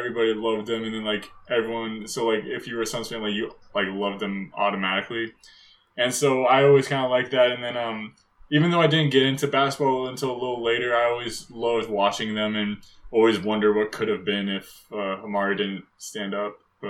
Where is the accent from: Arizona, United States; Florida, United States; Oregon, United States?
Arizona, United States; Phoenix; I'm from Phoenix. I was born and raised in Phoenix. My mom's from Phoenix, and then, like, I have a lot of family, like, who are from Phoenix.